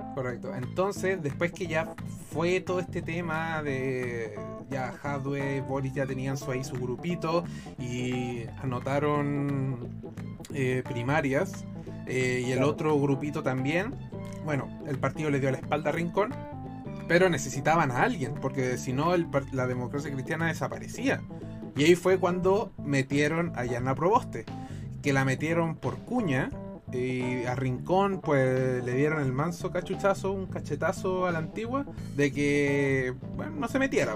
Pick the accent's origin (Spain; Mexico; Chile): Chile; acá en Chile no fue la excepción. Entonces uno creció con la idea de que el comunismo es malo